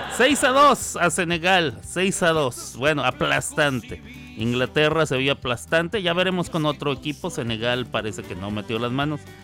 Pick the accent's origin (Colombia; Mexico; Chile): Mexico; los mexicanos